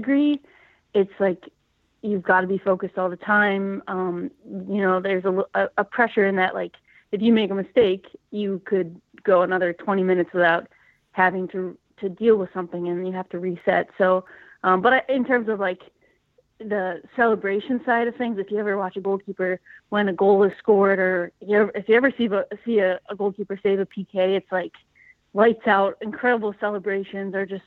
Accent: Buffalo, New York, United States; moved away as an adult; I grew up in Buffalo, New York, played at Narden Academy

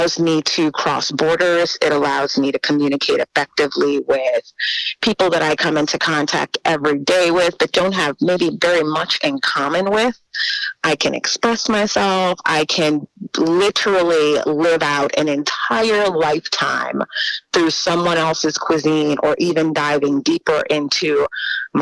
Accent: New Orleans, Louisiana, United States; moved away as an adult; was born and raised in New Orleans.

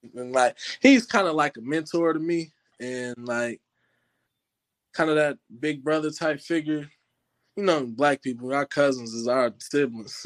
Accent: Indianapolis, Indiana, United States; I'm from Indianapolis, Indiana

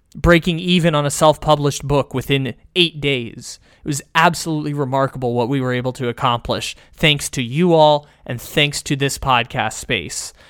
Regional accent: San Diego, California, United States; by the college campus where I grew up in San Diego

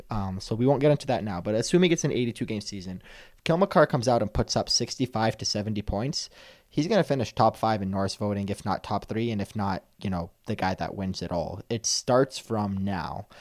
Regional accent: Canada; I am Canadian through and through

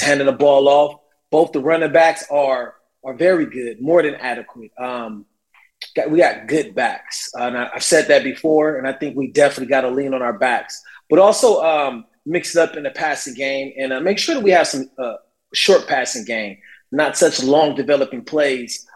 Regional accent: Carson, California, United States; Growing up 10 minutes down the street in Carson, uh, California

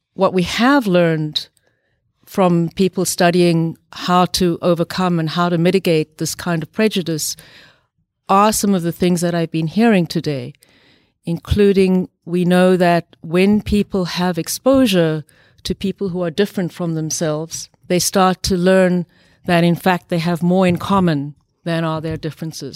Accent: South Africa; moved away; I grew up partly in South Africa during the very evil uh, system of apartheid

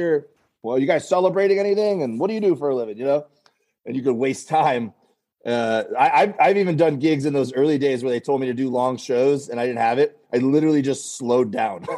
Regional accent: Florida, United States; now in Los Angeles, United States; we're both from Florida originally

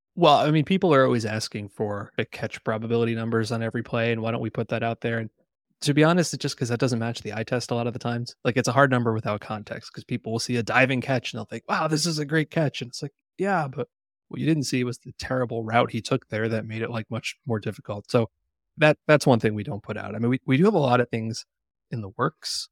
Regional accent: New Jersey, United States; my first concert growing up in New Jersey

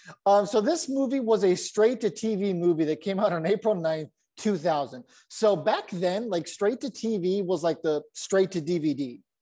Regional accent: San Diego, California, United States; I grew up in San Diego.

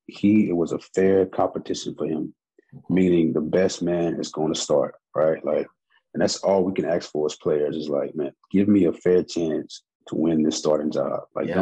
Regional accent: Texas, United States; being a part of a number one defense, man, was something that I'll never forget, you know, being a Texan.

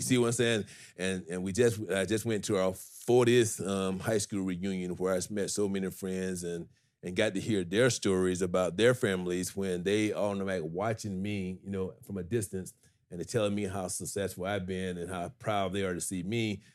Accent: Griffin, Georgia, United States; I'm only forty miles, um, from Atlanta to Griffin, Georgia. My hometown is forty miles south

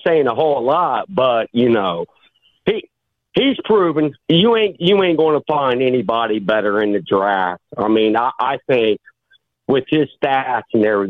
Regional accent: Ohio, United States; I'm from Ohio.

